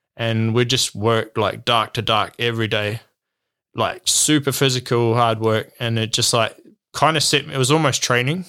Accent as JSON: {"language": "English", "country": "New Zealand", "also_born_or_lived": "Australia", "moved": "as an adult", "said": "as a Kiwi"}